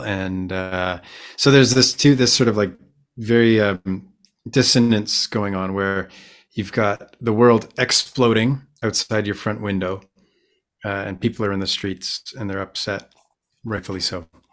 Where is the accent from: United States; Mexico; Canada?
Canada; Vancouver, British Columbia; I am from Vancouver, B C, Canada.